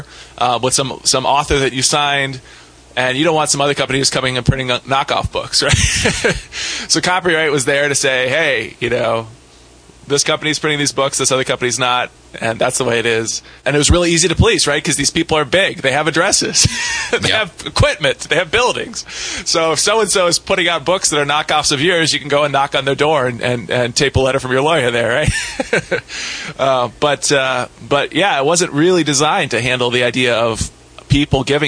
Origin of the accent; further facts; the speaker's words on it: Ohio, United States; I grew up in Ohio